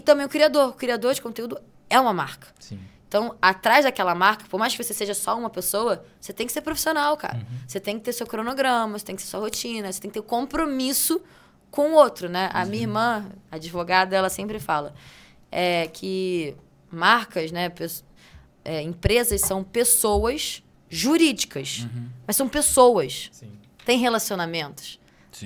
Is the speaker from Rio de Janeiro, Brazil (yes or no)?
yes; Rio de Janeiro, Brazil; moved away as an adult; now in São Paulo, Brazil; Eu sou carioca, sou tricolor é. de time